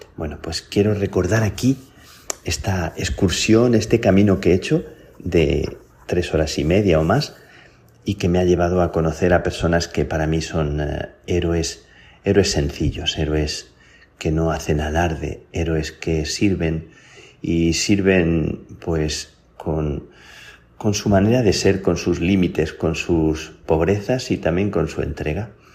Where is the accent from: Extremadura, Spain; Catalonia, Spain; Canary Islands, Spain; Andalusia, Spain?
Extremadura, Spain; Plasencia; las carmelitas de, mi pueblo, de Plasencia